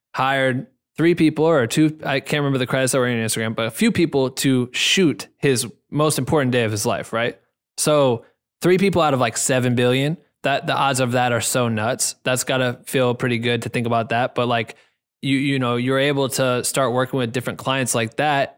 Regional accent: Iowa, United States; moved away; I'm from Iowa

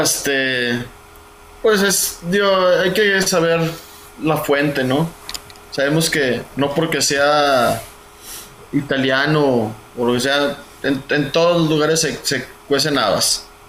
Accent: Mexico; somos mexicanos, somos mexicanos

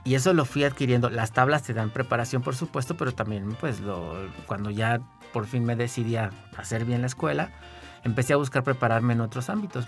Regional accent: San Luis Potosí, Mexico; also born or lived in Guanajuato; yo siempre estuve como muy cerca del ámbito teatral en San Luis

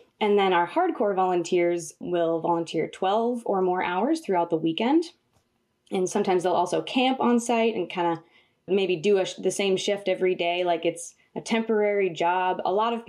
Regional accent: Rural, Wisconsin, United States; also born or lived in California; when I was 10 years old, my family moved from California, where I was born, to a village in central Wisconsin called Rural. So I'm literally from rural Wisconsin.

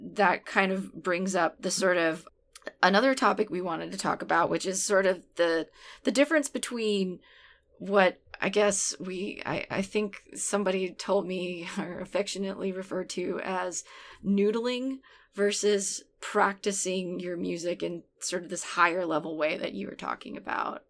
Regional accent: New Orleans, Louisiana, United States; also born or lived in Portland area; now in Portland, United States; I grew up in New Orleans, which I think is a city that is very steeped in dance.

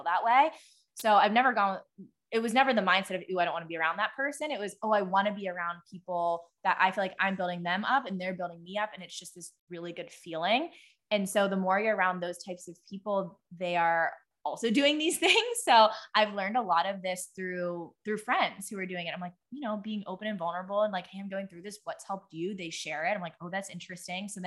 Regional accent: Pittsburgh, Pennsylvania, United States; I grew up in Pittsburgh

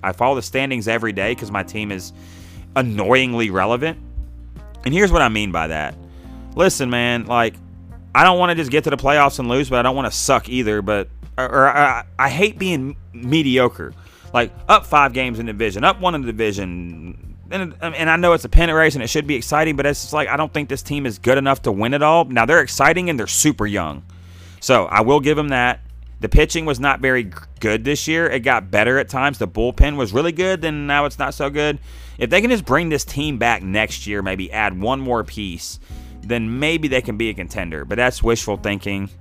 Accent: Pittsburgh, Pennsylvania, United States; moved away; also born or lived in Cleveland; I grew up in Pittsburgh

